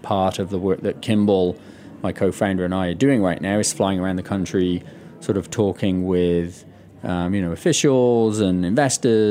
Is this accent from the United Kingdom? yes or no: yes; United Kingdom; moved away; my home country, the UK